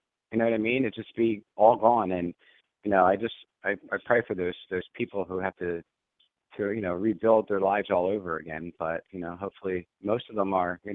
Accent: Pennsylvania, United States; Pennsylvania, in my home state in the Poconos

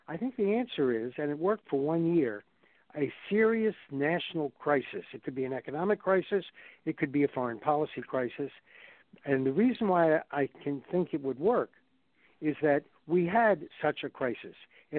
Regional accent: the South, United States; I grew up in the South like apparently you people did as well.

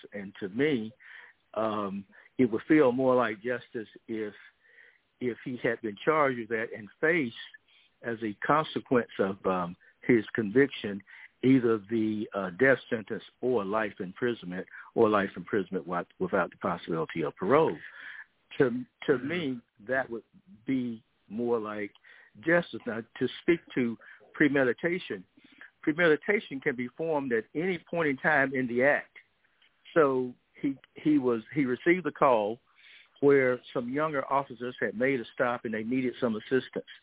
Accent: Georgia, United States; Georgia, in my home state

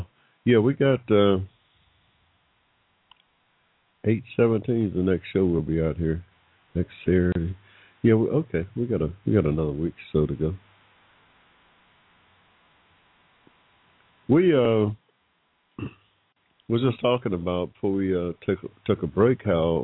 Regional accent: Georgia, United States; I was born in 1945 in Georgia

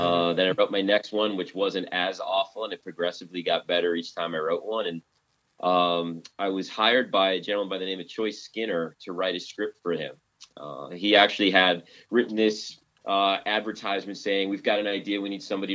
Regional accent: Bergen County, New Jersey, United States; I was born and raised in Bergen County

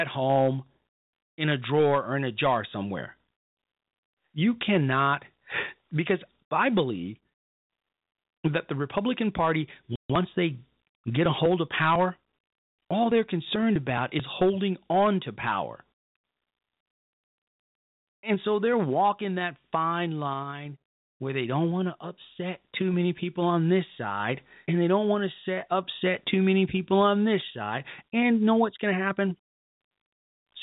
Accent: Chicago, Illinois, United States; moved away; my hometown of Chicago in a little area called Hyde Park

